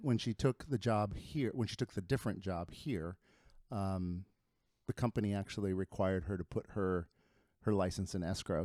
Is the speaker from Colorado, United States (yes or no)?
no; Lima, Ohio, United States; first language Spanish; English is a second language; moved away as an adult; also born or lived in Chicago; now in Cincinnati, United States; I grew up in, uh, in Lima, Ohio